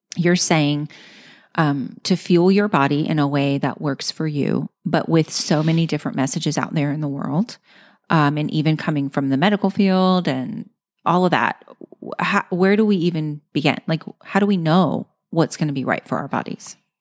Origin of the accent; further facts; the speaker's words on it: Louisiana, United States; I'm from Louisiana.